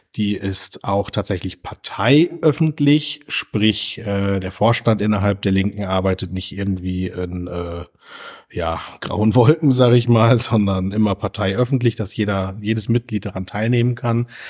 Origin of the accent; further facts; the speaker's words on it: Großheide, Lower Saxony, Germany; moved away; also born or lived in Wilhelmshaven; in meiner Heimat